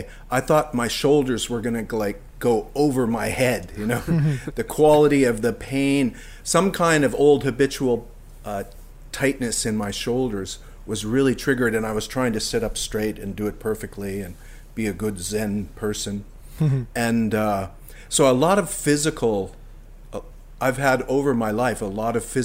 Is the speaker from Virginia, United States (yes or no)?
no; Colorado, United States; moved away as an adult; also born or lived in Maine; now in Nova Scotia, Canada; I grew up in Colorado